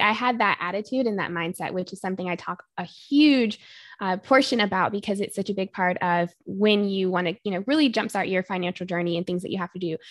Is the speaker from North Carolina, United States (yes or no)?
yes; North Carolina, United States; moved away as an adult; now in Arizona, United States; I am originally from North Carolina. I went to school out there for undergraduate and grew up all throughout North Carolina